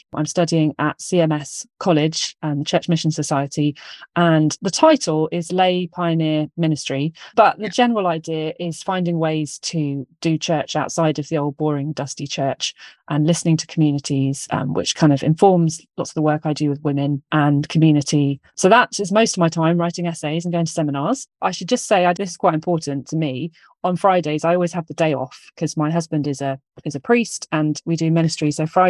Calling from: Parkgate, South East England, United Kingdom; I'm in a little place called Parkgate. It's between Portsmouth, Fareham and Southampton, and it used to be a place where they grew strawberries.

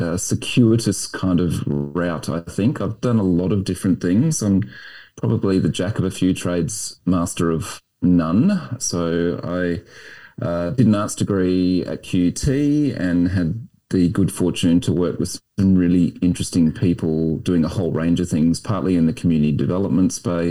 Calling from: Brisbane, Queensland, Australia; I'm joining you from Meanjin, otherwise known as Brisbane.

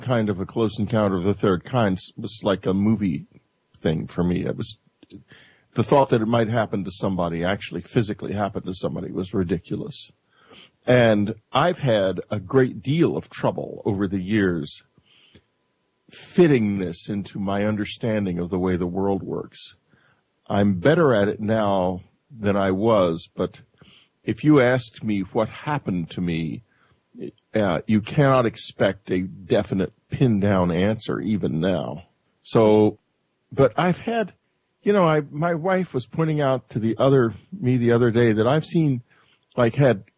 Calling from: New York City, New York, United States; I'm calling from New York City.

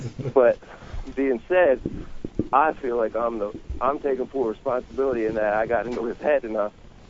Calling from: Mount Ephraim, New Jersey, United States; …, and I'm calling from Mount Ephraim.

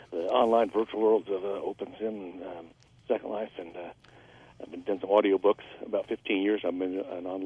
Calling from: Carson, California, United States; I'm calling from Carson.

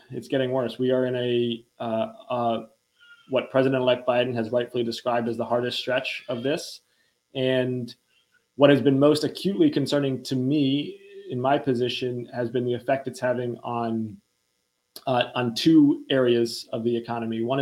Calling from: Newtonville, Massachusetts, United States; I'm calling in from Newtonville, uh, right outside of Boston.

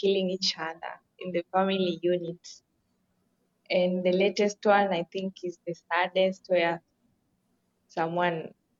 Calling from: Kenya; So today's proverb has just reminded me of how recently over here in Kenya, I'm speaking from Kenya

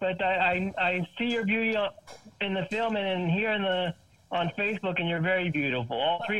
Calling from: Florida, United States; I'm calling from Florida.

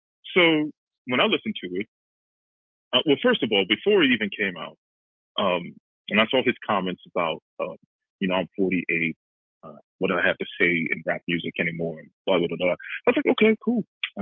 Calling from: Cleveland, Ohio, United States; from Cleveland.

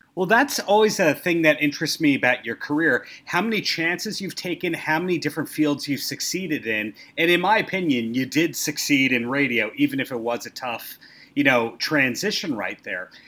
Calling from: Long Beach, New York, United States; I am calling from Long Beach, New York, on Long Island.

